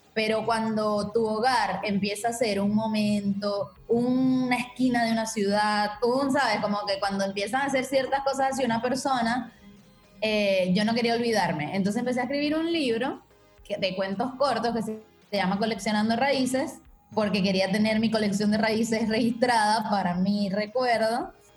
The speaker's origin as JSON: {"language": "Spanish", "country": "Venezuela", "tie": "born or raised there", "also_born_or_lived": "Margarita Island / Caracas / Berlin / Buenos Aires", "moved": "as an adult", "said": "yo soy venezolana. Eh, nací en Margarita, que es una isla del Caribe, y de Venezuela. Y viví ahí muchos años, bueno, como 19 años en total en Venezuela, en diferentes ciudades."}